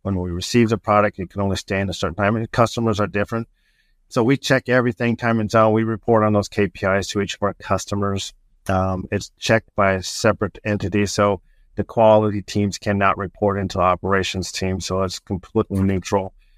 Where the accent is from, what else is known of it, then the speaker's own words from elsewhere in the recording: Southern California, United States; moved away as an adult; now in Indiana, United States; I was born and raised on the West Coast in, uh, Southern California